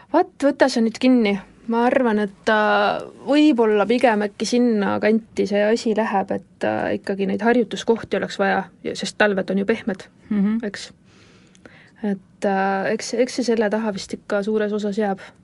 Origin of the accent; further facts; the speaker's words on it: Paide, Järva County, Estonia; ma olen pärit niisugusest toredast armsast äh, väikelinnast nagu Paide